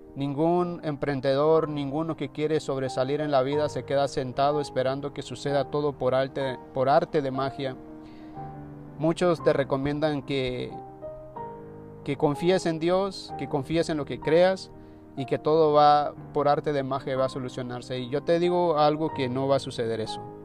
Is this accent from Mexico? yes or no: yes; Mexico; en mi país se dice, en México se dice flojo a la gente perezosa